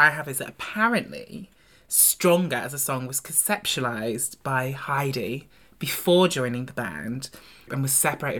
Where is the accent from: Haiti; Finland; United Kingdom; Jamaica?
United Kingdom; Devon, South West England; I grew up in Devon, in the real rural countryside.